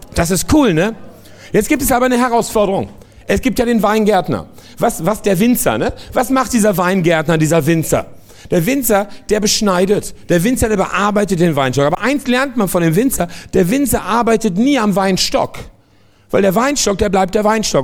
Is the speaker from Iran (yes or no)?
no; France; moved away; ich komme aus Frankreich